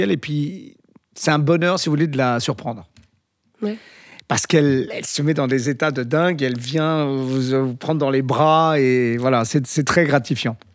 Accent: Galicia, Spain; D'ailleurs, c'est un film que j'aurais adoré faire parce que ça s'est tourné chez moi en Galice et tout ça

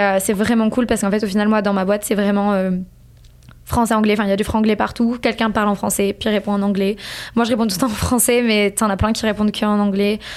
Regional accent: France; moved away as an adult; now in Montreal, Canada; nous, en tant que Français

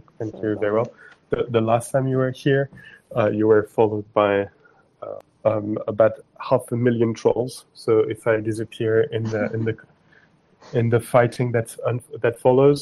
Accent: France

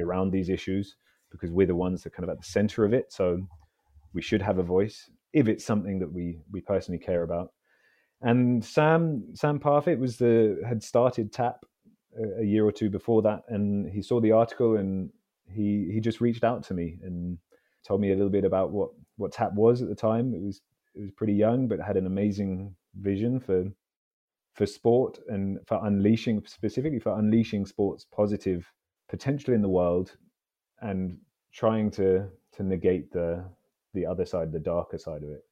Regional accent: London, United Kingdom; I grew up in London, so I'm a, I'm a Londoner.

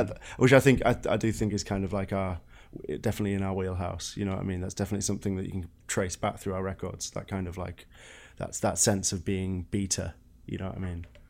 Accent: England, United Kingdom; moved away

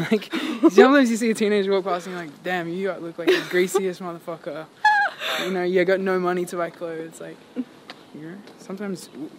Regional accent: Adelaide, South Australia, Australia; I was born in Adelaide, yeah. In South Australia.

